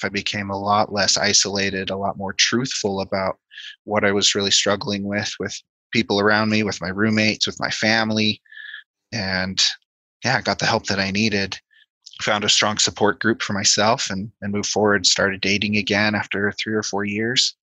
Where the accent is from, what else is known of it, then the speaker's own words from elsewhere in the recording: Denver, Colorado, United States; moved away; also born or lived in Provo, Utah / Logan, Utah; I grew up in Colorado near the Denver area